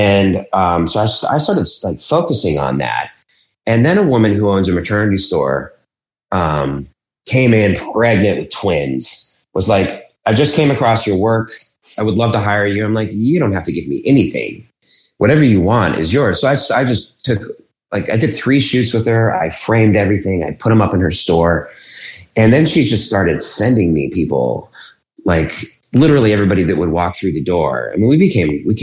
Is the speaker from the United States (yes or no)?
yes; Boulder, Colorado, United States; moved away as an adult; also born or lived in Denver, Colorado; now in Philadelphia, United States; I'm actually from Boulder, which is next to Denver